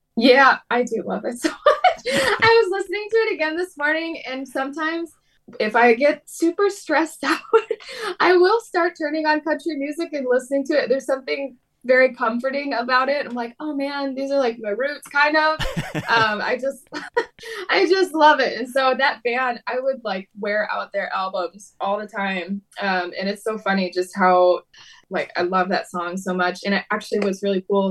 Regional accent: Detroit, Michigan, United States; I'm originally from the Detroit area in Michigan, so kind of in the Midwest in the United States, and grew up in church

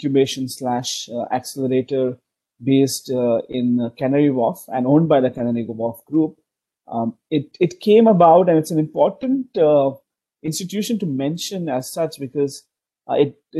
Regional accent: Bangalore, Karnataka, India; moved away as an adult; now in Hong Kong; I am originally from India, as you mentioned. I'm from a city called Bangalore

